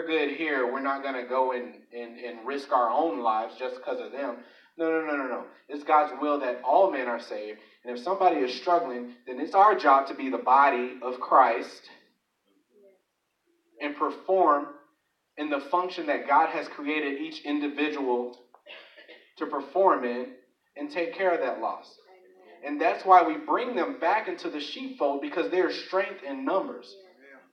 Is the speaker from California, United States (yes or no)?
no; Chicago, Illinois, United States; I grew up in Chicago